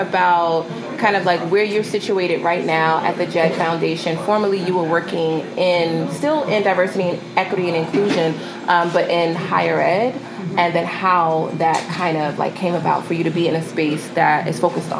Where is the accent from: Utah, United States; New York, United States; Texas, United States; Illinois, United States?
New York, United States; New York City; we're both from Highbridge, both in the same neighborhood, same zip code.